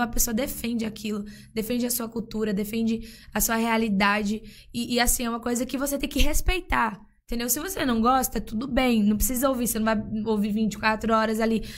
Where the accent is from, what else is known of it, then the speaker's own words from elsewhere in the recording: Northeast Brazil, Brazil; moved away; eu nasci no Nordeste eu ouvia o que tocava no Nordeste